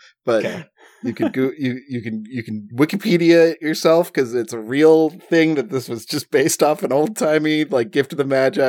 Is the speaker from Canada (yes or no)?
no; Chicago, Illinois, United States; Hey, I'm Chicagoan over here.